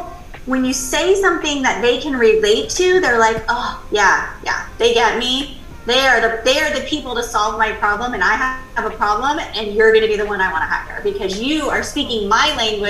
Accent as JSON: {"language": "English", "region": "California", "country": "United States", "said": "I came from California. I now live in the Carolinas"}